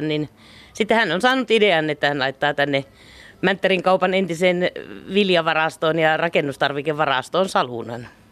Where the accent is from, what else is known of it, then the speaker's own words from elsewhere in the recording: Keuruu, Central Finland, Finland; also born or lived in Helsinki; now in Laukaa, Finland; en ole helsinkiläinen niin sanotusti, eli olen keuruuta lähtöisin ja kotoisin